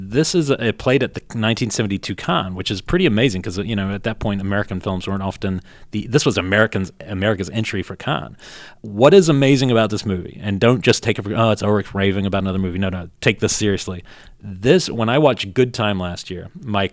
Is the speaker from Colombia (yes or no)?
no; New Zealand; moved away; I grew up with him in New Zealand